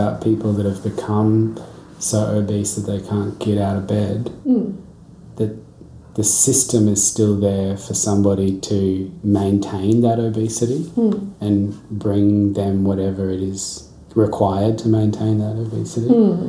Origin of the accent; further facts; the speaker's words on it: Australia; I think the nuclear family as a system is part of our Australian identity.